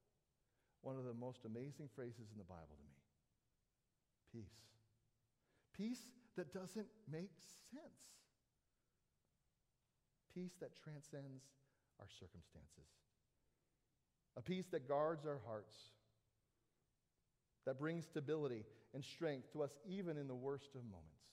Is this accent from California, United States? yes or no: yes; Southern California, United States; I grew up in Southern California, I spent a lot of time at the beach